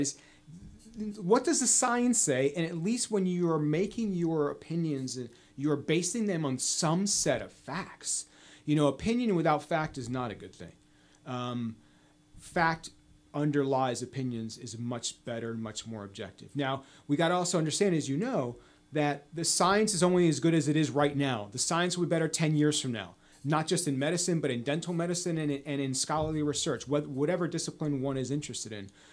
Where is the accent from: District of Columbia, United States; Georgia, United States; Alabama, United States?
District of Columbia, United States; D.C.; I was born right outside Washington, D.C., where I grew up.